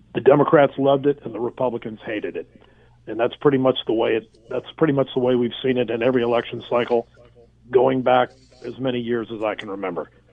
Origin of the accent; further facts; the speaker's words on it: United States; as an American citizen